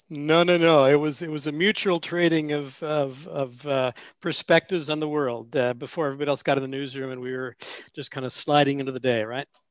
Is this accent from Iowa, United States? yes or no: no; Washington, District of Columbia, United States; moved away as an adult; also born or lived in Illinois / Sioux Falls, South Dakota; now in Portland, United States; I grew up in Washington, D.C., and then came out to uh, Oregon in 1974 to go to Reed College